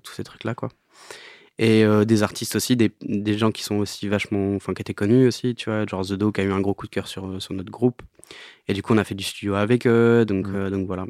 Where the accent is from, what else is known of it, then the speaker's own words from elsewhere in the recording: Normandy, France; also born or lived in Alençon; dans mon bled euh, en Normandie